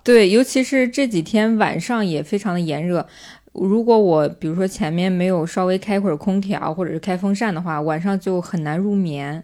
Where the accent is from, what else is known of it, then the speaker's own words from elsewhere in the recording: northern China, China; 我从小就是在北方长大嘛